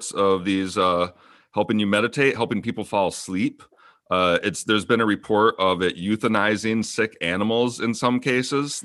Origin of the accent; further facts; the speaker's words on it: Michigan, United States; I grew up in Michigan